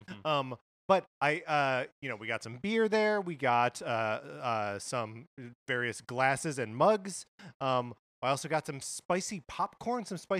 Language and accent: English; Kenosha, Wisconsin, United States; this is a landmark store that I went to on my recent visit to my hometown of Kenosha, Wisconsin.